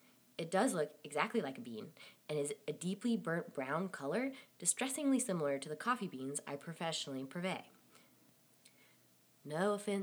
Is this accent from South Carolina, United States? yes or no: yes; South Carolina, United States; coincidentally from the place where I grew up in South Carolina